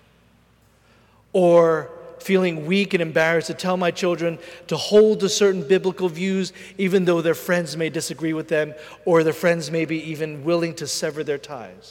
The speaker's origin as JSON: {"language": "English", "town": "Philadelphia", "region": "Pennsylvania", "country": "United States", "tie": "born or raised there", "said": "I'm from Philadelphia, born and raised."}